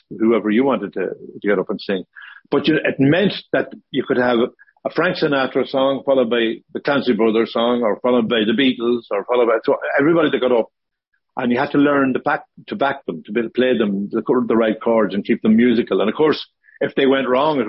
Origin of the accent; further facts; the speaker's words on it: Ballyshannon, Ulster, Ireland; also born or lived in Bundoran; I'm from Ballyshannon, but Bundoran was where we spent most of our teenage years